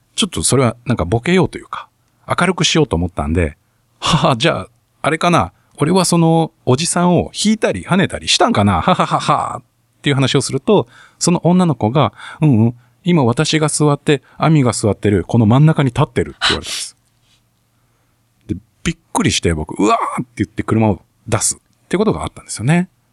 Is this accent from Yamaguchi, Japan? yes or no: yes; Shimonoseki, Yamaguchi, Japan; moved away as an adult; now in Tokyo, Japan; 僕今東京でですね暮らしてるんですけどももともと地元が山口県というとこなんですよねで山口県のをまあ二十歳過ぎぐらいの時に出てきたんですけども